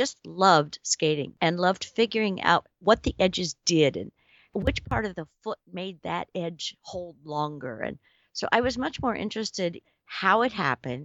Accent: Indiana, United States; I was a teenager from Indiana.

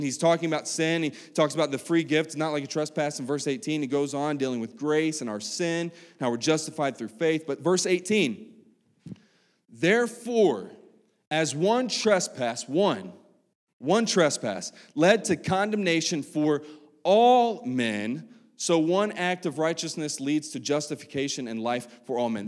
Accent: West Virginia, United States; moved away; back home in, in West Virginia, 'cause I'm from West Virginia.

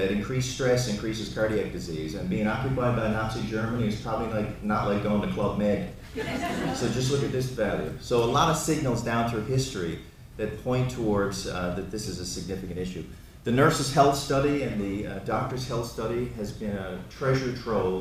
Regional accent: Newfoundland and Labrador, Canada; I'm a Newfoundlander

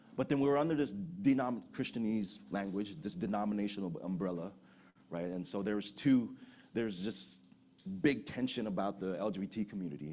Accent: United States; also born or lived in Philippines; I'm an American

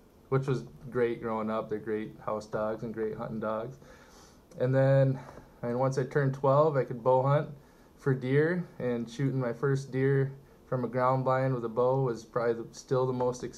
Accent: Marquette, Michigan, United States; Grew up in the UP since elementary school

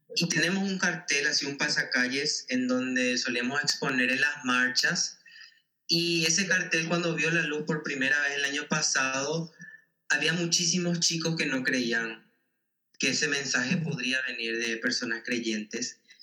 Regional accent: Paraguay; como sociedad paraguaya

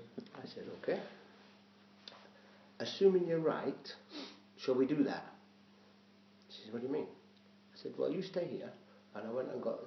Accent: Sheffield, Yorkshire and the Humber, United Kingdom; moved away as an adult; also born or lived in London; now in Scotland, United Kingdom; I'm from Sheffield, which is Yorkshire in the middle, right in the middle.

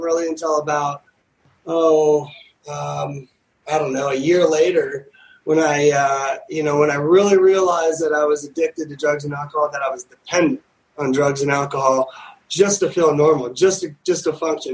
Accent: Newport Beach, California, United States; growing up in Newport Beach and Orange County

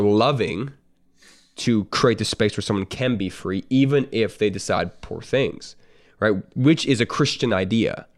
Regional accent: Canada; I'm, I'm a Canadian, I'm not American

